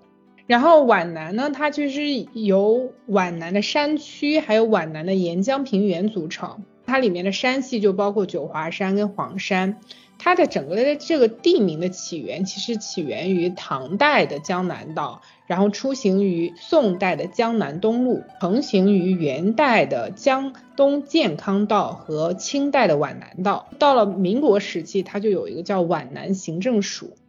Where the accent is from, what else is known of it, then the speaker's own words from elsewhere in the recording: Anhui, China; moved away as an adult; 我自己作为一个安徽人，